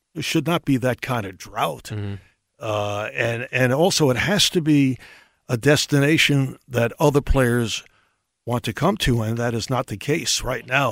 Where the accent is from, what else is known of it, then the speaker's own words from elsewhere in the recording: New York City, New York, United States; where I grew up in Brooklyn.